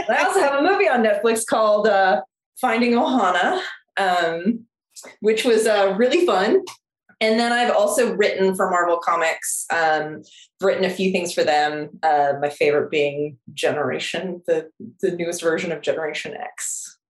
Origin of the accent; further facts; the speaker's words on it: Seoul, South Korea; moved away as an adult; now in United States; I was born and raised in Seoul, South Korea. I uh, my mom's Korean. I lived there till I was 18 and then I moved to the US.